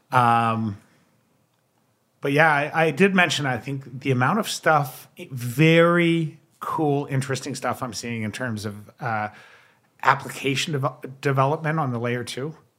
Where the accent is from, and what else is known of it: Canada